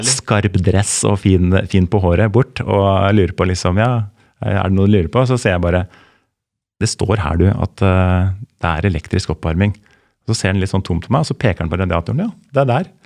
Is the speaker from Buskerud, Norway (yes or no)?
yes; Lier, Buskerud, Norway; jeg er jo fra Lier